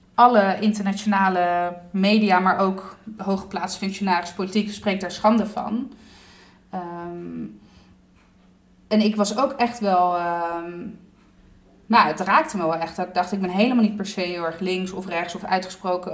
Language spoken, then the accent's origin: Dutch; Southern Italy, Italy; ik kom uit Zuid-Italië